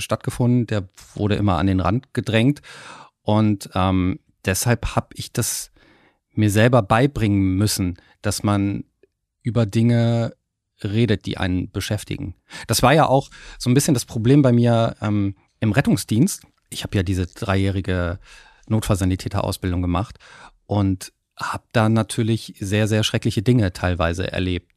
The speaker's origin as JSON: {"language": "German", "region": "Hamburg", "country": "Germany", "said": "es deutet auch auf meine Heimat ein bisschen hin. Hamburg."}